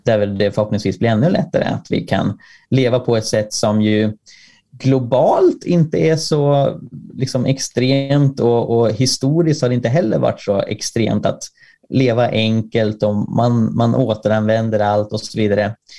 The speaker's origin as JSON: {"language": "Swedish", "country": "Sweden", "said": "jag är från Sverige"}